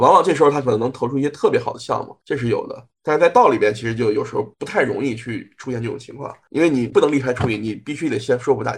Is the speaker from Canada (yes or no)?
no; China; 对，亚洲只有我一个，只有我一个中国人嘛。